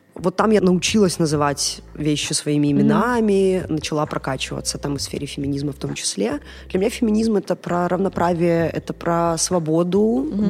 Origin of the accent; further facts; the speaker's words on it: Gomel, Gomel Region, Belarus; Я из Гомеля